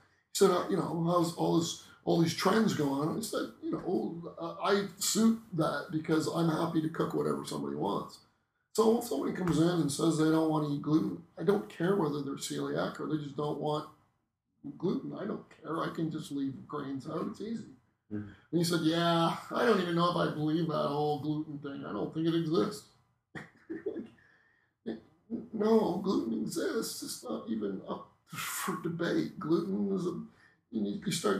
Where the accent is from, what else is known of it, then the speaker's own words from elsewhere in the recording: Norfolk County, Southern Ontario, Canada; I grew up in Norfolk County in Southern Ontario.